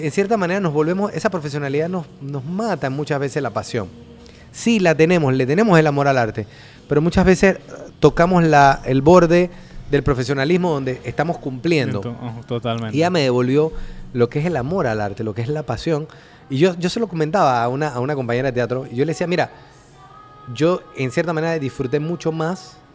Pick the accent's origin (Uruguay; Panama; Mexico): Panama; Cerro Viento; yo vengo de abajo, yo nací en Cerro Viento. viví 30 años en Cerro Viento.